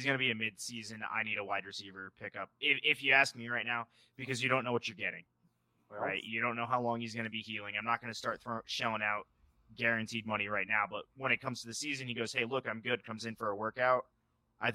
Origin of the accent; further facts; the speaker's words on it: New England, United States; I can't say ARs. I'm from New England.